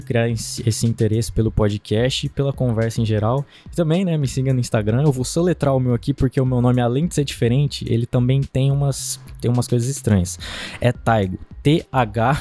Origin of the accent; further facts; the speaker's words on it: Diamantino, Mato Grosso, Brazil; eu sou de, da cidade de Diamantino.